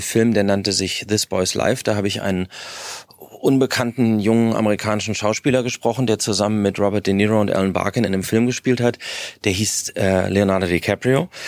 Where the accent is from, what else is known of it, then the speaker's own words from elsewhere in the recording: Berlin, Germany; ich bin in Westberlin groß geworden